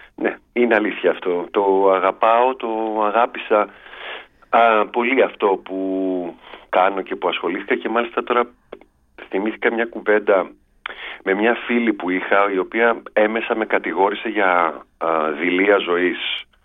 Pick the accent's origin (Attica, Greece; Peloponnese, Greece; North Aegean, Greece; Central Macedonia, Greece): Attica, Greece; Piraeus; στη γειτονιά που μεγάλωσα στον Πειραιά